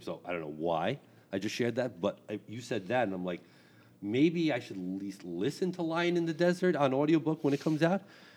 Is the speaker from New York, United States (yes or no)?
no; Bergen County, New Jersey, United States; I'm from Bergen County